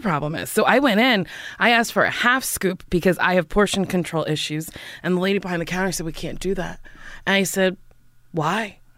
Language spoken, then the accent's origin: English; Middletown, New Jersey, United States; moved away as an adult; also born or lived in New York; Middletown, New Jersey